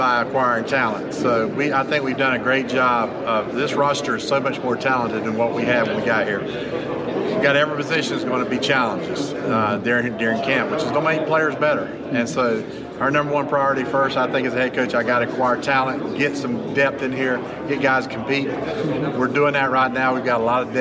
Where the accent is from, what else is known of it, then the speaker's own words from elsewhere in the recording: Florida, United States; now in North Carolina, United States; I'm from Florida